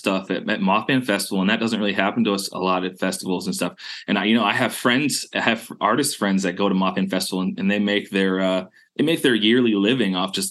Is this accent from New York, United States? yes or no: yes; Western New York, United States; I grew up in Western New York. It's, okay. It's the very like, Western corner of New York. It's part of Appalachia. And mm-hmm. It's just like, it's one of the only places in New York that's part of that region.